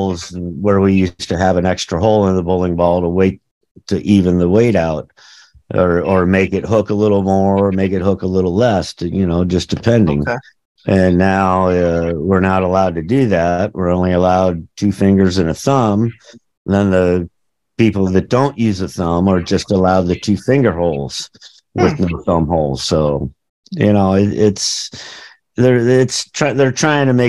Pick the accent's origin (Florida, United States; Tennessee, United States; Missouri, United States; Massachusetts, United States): Missouri, United States; St. Louis; growing up in St. Louis